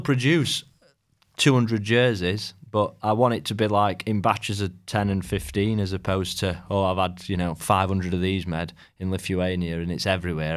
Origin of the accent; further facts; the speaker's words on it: Rotherham, Yorkshire and the Humber, United Kingdom; also born or lived in Sheffield; I was born in Rotherham